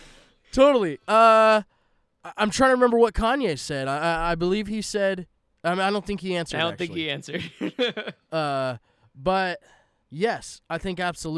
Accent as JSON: {"language": "English", "region": "West Coast", "country": "United States", "tie": "born or raised there", "said": "West Coast. That's where I'm from. {S0} Yeah. {S2} I grew up in the West Coast."}